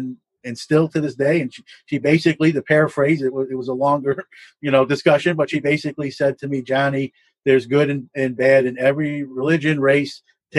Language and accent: English; New York City, New York, United States; I'm originally from Brooklyn, New York.